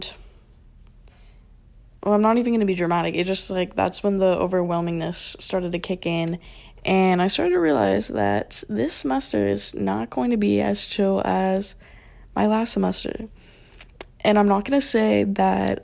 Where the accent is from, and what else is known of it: Florida, United States; born or raised there